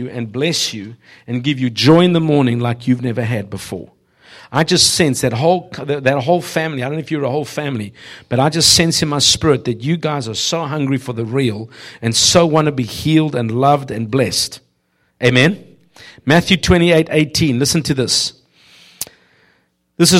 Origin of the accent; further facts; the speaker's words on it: South Africa; moved away; I grew up in South Africa